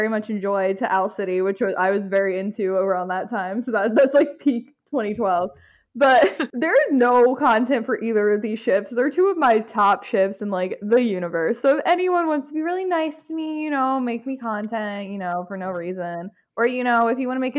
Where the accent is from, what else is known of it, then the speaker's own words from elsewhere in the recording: United States; I'm from America.